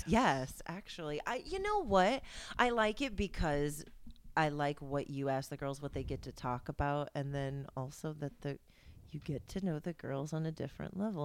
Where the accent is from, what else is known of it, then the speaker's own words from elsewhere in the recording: Indiana, United States; I was born in Indiana